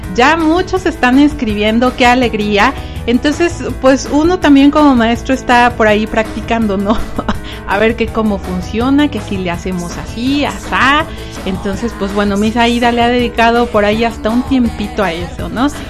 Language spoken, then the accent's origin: Spanish; Mexico